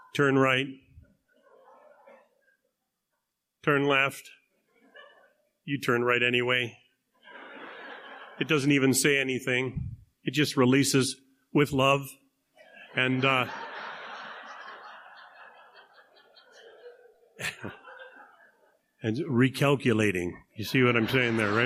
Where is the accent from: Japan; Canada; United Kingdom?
Canada; I'm a Canadian